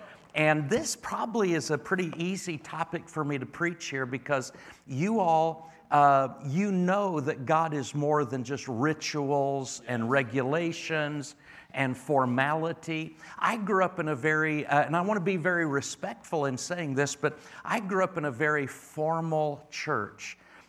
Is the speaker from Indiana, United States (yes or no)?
yes; Indiana, United States; be back in the Midwest. I'm from North Central Indiana originally.